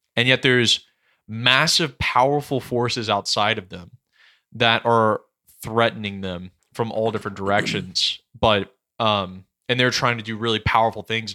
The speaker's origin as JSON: {"language": "English", "region": "the South", "country": "United States", "said": "I'm a Southerner"}